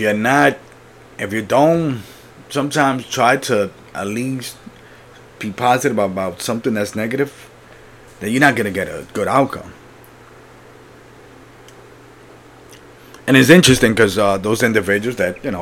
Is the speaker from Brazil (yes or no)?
no; Puerto Rico; I was born in Puerto Rico, so for me, nature is like the beach